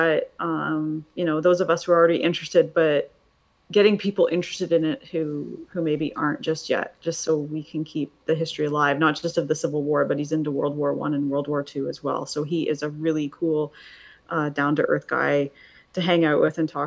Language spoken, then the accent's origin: English; Canada; I'm Canadian